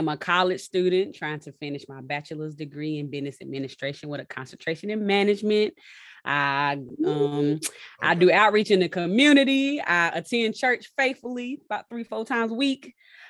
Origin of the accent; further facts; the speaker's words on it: Chatham County, North Carolina, United States; moved away as an adult; now in Lee County, North Carolina, United States; I'm originally from Chatham County